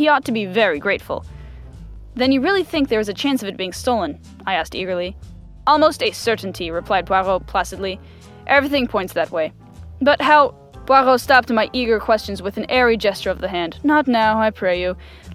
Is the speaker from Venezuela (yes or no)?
no; United States; I'm American